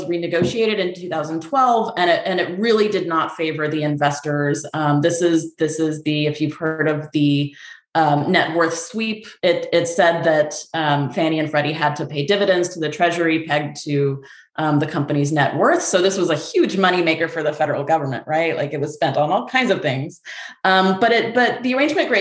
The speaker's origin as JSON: {"language": "English", "region": "Texas", "country": "United States", "also_born_or_lived": "New York City", "moved": "as an adult", "lives_now": "Vermont, United States", "said": "I'm originally from Texas. I went to UT Austin for undergrad. I used to live in New York City"}